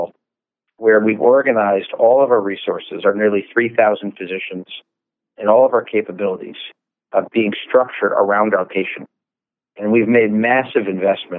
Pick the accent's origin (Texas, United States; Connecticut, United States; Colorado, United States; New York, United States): Connecticut, United States; New Haven area; I was born and raised in Connecticut in the New Haven area